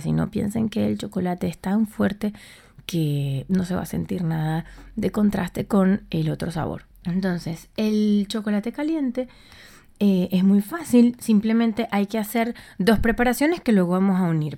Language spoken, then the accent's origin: Spanish; Puerto La Cruz, Anzoátegui, Venezuela; moved away as an adult; also born or lived in Buenos Aires, Argentina; now in Madrid, Spain; yo soy de Puerto La Cruz en Venezuela